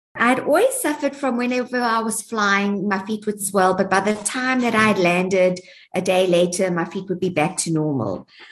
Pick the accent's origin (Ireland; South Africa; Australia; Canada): South Africa; moved away as an adult; also born or lived in Port Elizabeth / Durban / Johannesburg / Cape Town; I'm a South African, born and bred girl. I was schooled in Port Elizabeth and Durban